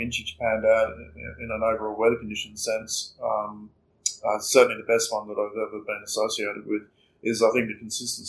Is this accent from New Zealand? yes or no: no; Margaret River, Western Australia, Australia; childhood growing up in Margaret River was truly unique